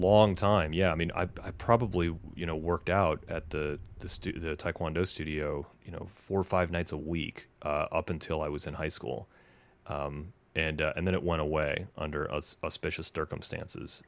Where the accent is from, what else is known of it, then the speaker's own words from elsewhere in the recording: Knoxville, Tennessee, United States; moved away as an adult; also born or lived in Wausau, Wisconsin / Indiana / Los Angeles; born in Wausau, but I think you would say that I'm from Knoxville, Tennessee